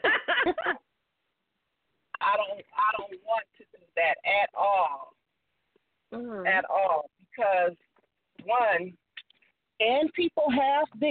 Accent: Illinois, United States; now in Bay Area, United States; I made it out of the Midwest from my hometown. I tapped into Chicago, Peoria, and Carbondale, Illinois

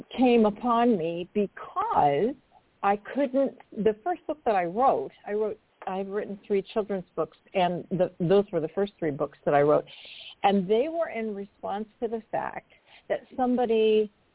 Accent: Portland, Oregon, United States; I am originally from Portland, Oregon, and I lived in uh, the suburbs of the city, which at that time, I grew up in the 60s

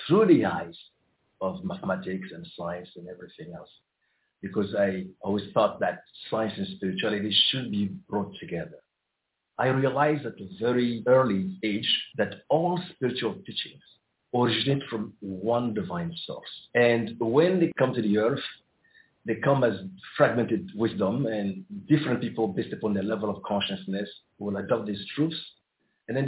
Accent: Côte d’Ivoire; I was born in the Ivory Coast and in a very, very spiritual family. I grew up surrounded by great mystics

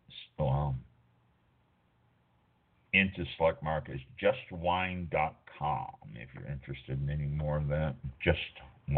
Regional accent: North Kansas City, Missouri, United States; I was born and raised in North Kansas City

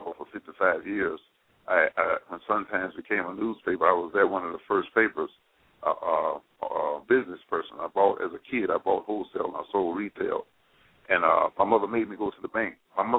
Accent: Mississippi, United States; moved away; I came here in 1947 from Mississippi, and it's always been a viable place.

